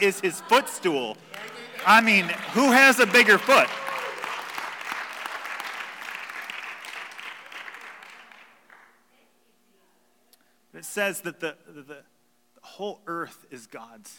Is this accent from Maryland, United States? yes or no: no; Toledo, Ohio, United States; we're from Toledo